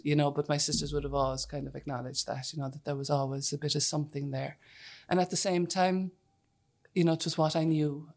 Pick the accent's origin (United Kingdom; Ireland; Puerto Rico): Ireland; near Whitegate, County Cork, Munster; I'm from a header, so just out the road here